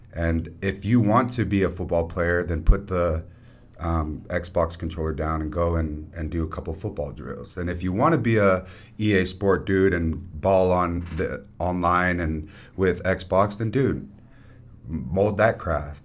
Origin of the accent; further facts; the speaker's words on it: South Jordan, Utah, United States; also born or lived in Copper Hills; when we moved from Copper Hills to South Jordan, South Jordan's in the boundaries where Bingham High is and Bingham Little League is